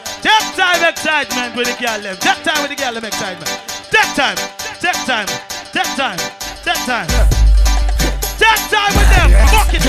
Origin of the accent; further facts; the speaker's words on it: Jamaica; I'm Jamaican and I don't fuck regular.